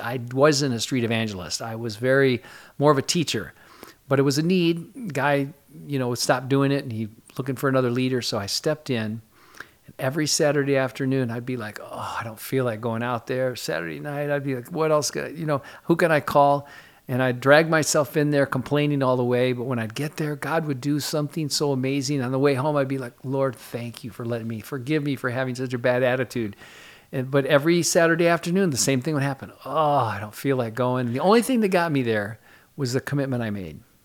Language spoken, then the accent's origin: English; Jackson, Michigan, United States; moved away as an adult; also born or lived in Southern California; now in New Jersey, United States; originally Michigan. I grew up in Michigan, went to Michigan State